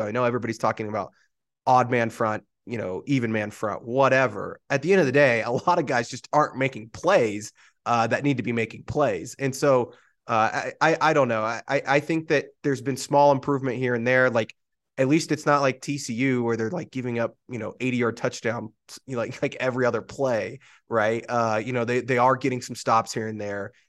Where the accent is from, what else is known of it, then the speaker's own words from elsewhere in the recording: Oklahoma, United States; now in Denver, United States; me growing up in Oklahoma